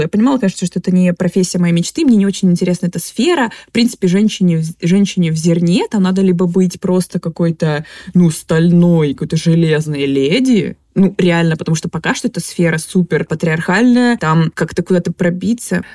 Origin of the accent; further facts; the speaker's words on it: Krasnodar, Krasnodar Krai, Russia; я из Краснодара, у нас там как бы зерновой край